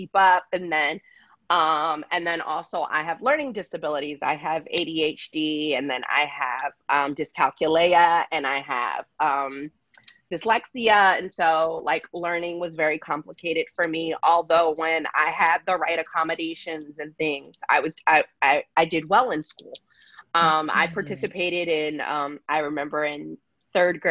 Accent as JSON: {"language": "English", "region": "Pennsylvania", "country": "United States", "tie": "born or raised there", "moved": "as an adult", "lives_now": "Los Angeles, United States", "said": "for the first 10 years, I grew up in LA. So I was born in LA, lived in LA for the first 10 years of my life. And then my mom had my baby sister, and then we moved to Pennsylvania"}